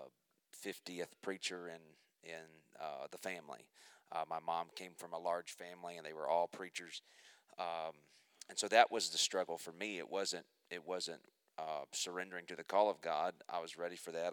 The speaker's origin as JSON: {"language": "English", "town": "Muskogee", "region": "Oklahoma", "country": "United States", "tie": "born or raised there", "said": "I was born in Muskogee, Oklahoma. I was raised a preacher's kid"}